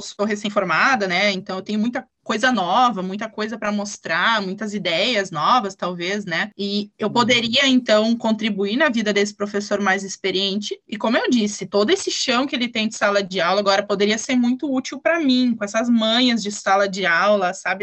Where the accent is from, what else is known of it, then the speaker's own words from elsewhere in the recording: Ivoti, Rio Grande do Sul, Brazil; eu sou aqui de Voti, eu nasci e moro aqui em Voti